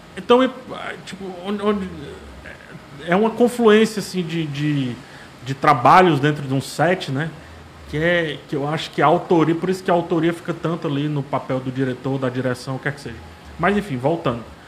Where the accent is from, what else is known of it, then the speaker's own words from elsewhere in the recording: Fortaleza, Ceará, Brazil; Ah, eu nasci aqui em Fortaleza, né? Sou daqui de Fortaleza